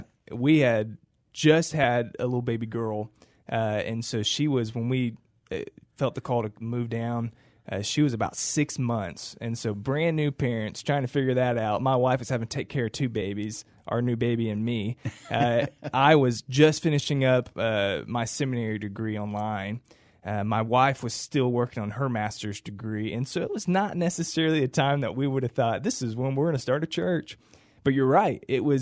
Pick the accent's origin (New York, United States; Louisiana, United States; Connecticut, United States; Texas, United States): Texas, United States; Cibolo; I grew up in the Shirt-Cibolo area until high school, moved off, got married, worked a couple different churches